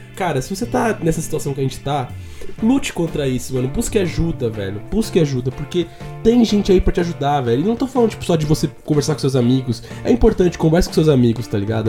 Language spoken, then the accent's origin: Portuguese; Brazil; a gente nunca saiu do Brasil